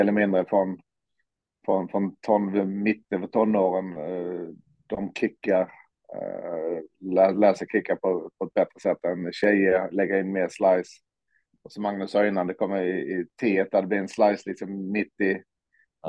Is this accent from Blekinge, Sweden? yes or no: yes; Olofström, Blekinge, Sweden; jag växte upp i Olofström